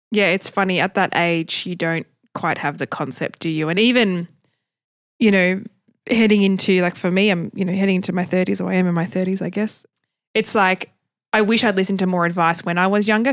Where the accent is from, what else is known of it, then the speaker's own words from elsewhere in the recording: Tasmania, Australia; I grew up in Tasmania and we're ten years behind everybody else.